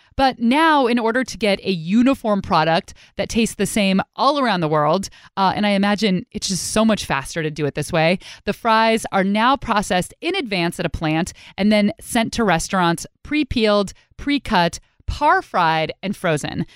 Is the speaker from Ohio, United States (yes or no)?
no; Pleasanton, California, United States; I'm from Pleasanton